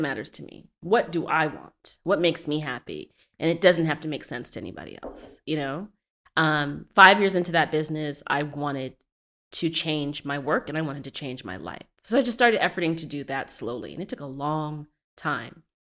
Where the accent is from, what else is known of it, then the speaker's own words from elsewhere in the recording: Arizona, United States; moved away as an adult; now in Brooklyn, United States; I was born in Brooklyn, but I'm not from Brooklyn. I grew up in Arizona